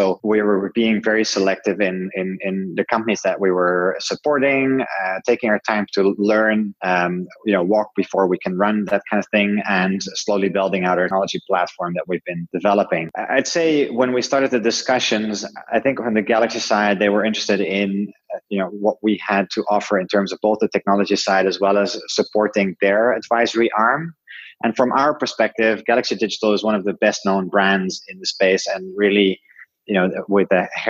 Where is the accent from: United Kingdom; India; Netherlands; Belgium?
Netherlands; English is a second language; I'm originally from Holland, lived in a bunch of different countries around the world